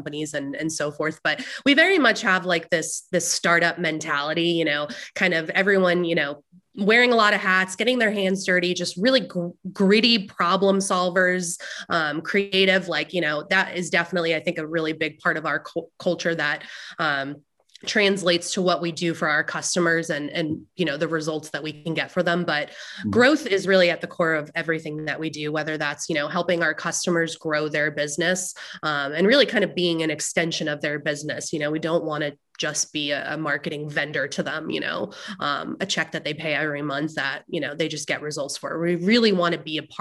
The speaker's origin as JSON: {"language": "English", "region": "New Jersey", "country": "United States", "moved": "yes", "lives_now": "Raleigh, United States", "said": "I'm originally from New Jersey though. So I've lived in North Carolina for a while. I consider myself a North Carolinian at this point, but loud Jersey girl at heart."}